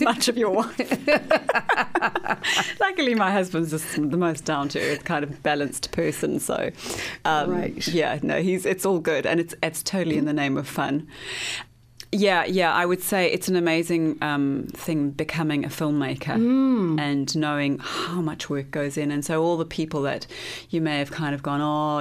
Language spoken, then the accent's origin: English; Johannesburg, Gauteng, South Africa; moved away as an adult; also born or lived in London / Los Angeles; now in Wellington, New Zealand; I'm from Johannesburg, which is why I'm in Wellington.